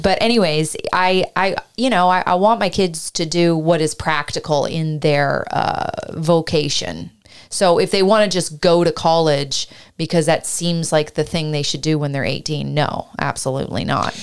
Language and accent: English; Canada; also born or lived in Ireland; now in United States; I was from Canada